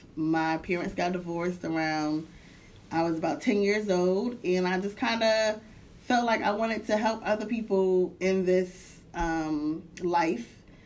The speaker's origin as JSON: {"language": "English", "town": "Hartford", "region": "Connecticut", "country": "United States", "also_born_or_lived": "DMV area", "moved": "as an adult", "said": "I'm originally from Hartford, Connecticut"}